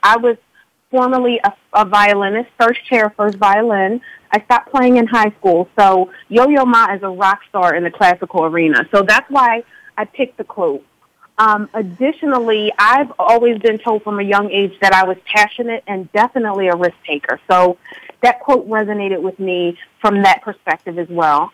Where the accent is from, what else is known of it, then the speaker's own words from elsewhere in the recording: Philadelphia, Pennsylvania, United States; also born or lived in Upper Dublin, Pennsylvania; I'm calling from Pennsylvania right now. I'm in Upper Dublin, but I was born and raised in Philadelphia